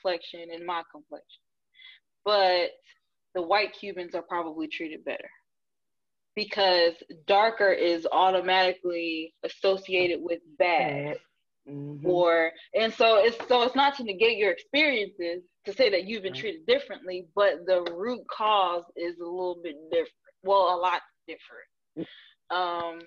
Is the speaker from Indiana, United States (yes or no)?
no; New Jersey, United States; I'm from New Jersey